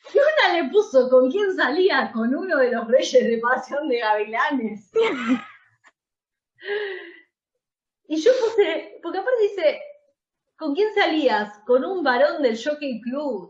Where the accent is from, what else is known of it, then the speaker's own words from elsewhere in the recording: Buenos Aires, Argentina; Nosotras somos muy porteñas